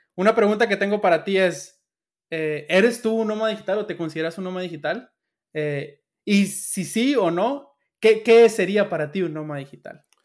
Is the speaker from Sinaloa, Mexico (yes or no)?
yes; Sinaloa, Mexico; yo soy de Sinaloa